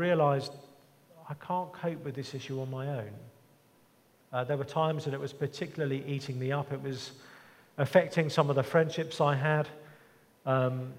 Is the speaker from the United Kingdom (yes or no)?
yes; England, United Kingdom; even growing up in England